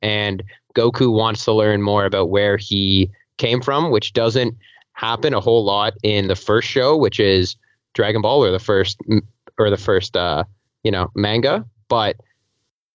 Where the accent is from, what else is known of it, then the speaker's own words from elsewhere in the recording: Toronto, Ontario, Canada; I'm from Toronto, Canada